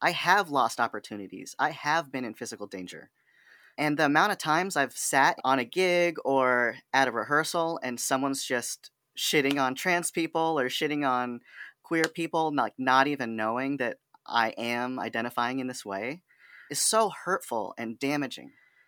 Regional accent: California, United States; born there; now in Sacramento, United States; And I thought, oh my gosh, I was born in the Bay. It's part of my identity.

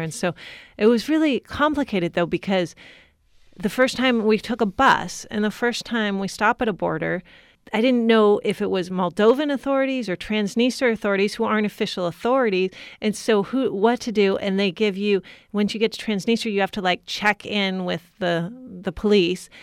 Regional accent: California, United States; moved away as an adult; also born or lived in Latvia; Growing up in California

